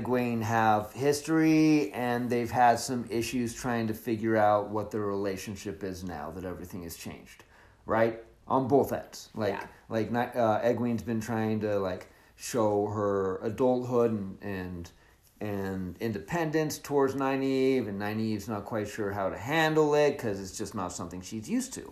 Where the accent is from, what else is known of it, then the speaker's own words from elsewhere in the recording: Utah, United States; closest to where I grew up in Utah